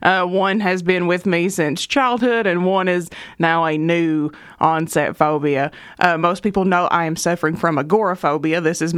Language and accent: English; Eastern Kentucky, United States; growing up in Eastern Kentucky